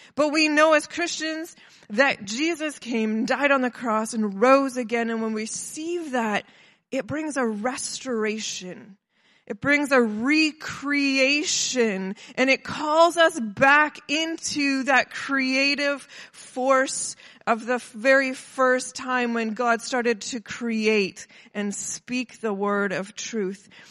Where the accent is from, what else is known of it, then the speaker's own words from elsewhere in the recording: Kelowna, British Columbia, Canada; I'm from Kelowna